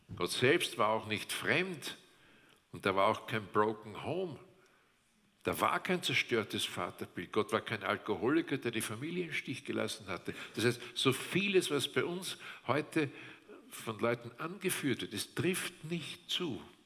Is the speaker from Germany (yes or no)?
no; Austria; bei uns in Österreich